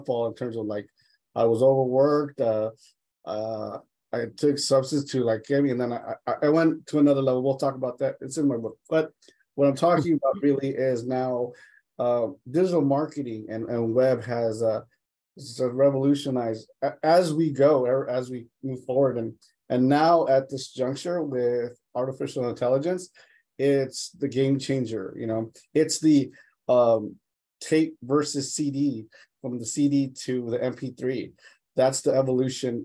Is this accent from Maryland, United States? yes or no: no; Los Angeles, California, United States; I grew up in Los Angeles in East Boyle Heights